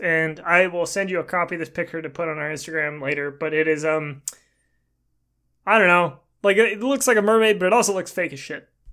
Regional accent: Portland, Oregon, United States; where I was born. I was born in Portland

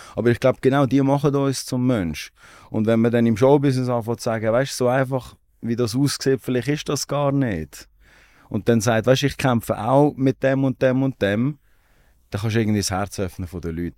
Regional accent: Aarau, Aargau, Switzerland; Ich komme aus Aarau.

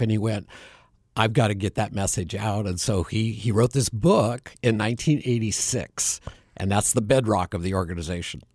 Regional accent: Bend, Oregon, United States; moved away as an adult; now in Phoenix, United States; I was born and raised in Bend, Oregon

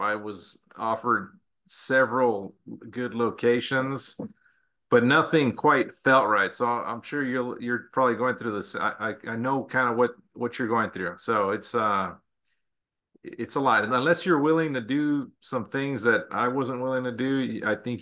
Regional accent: El Paso, Texas, United States; also born or lived in Las Vegas, Nevada; now in San Antonio, United States; I'm originally from Texas. I actually from El Paso, Texas.

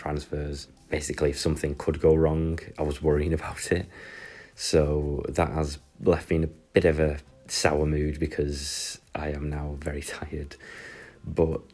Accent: United Kingdom; obviously I'm British

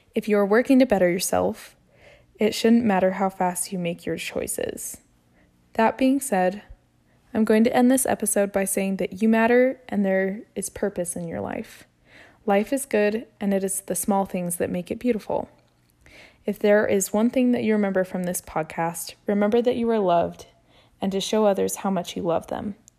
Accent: Utah, United States; I was born and raised here in Utah.

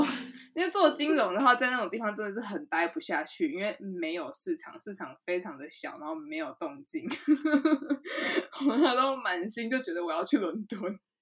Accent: Taiwan; moved away; also born or lived in Netherlands; 小时候是在台湾长大的

